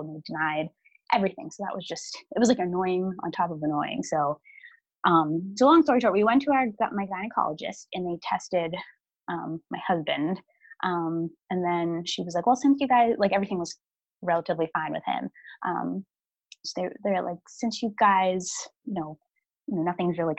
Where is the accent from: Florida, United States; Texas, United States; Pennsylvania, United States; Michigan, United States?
Pennsylvania, United States; Pittsburgh; I'm from Pittsburgh